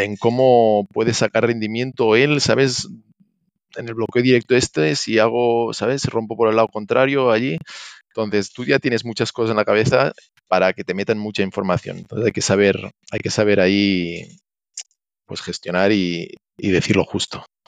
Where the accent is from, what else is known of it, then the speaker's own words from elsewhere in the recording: Catalonia, Spain; moved away as an adult; now in Santiago de Compostela, Spain; soy catalán, pero mi mujer es gallega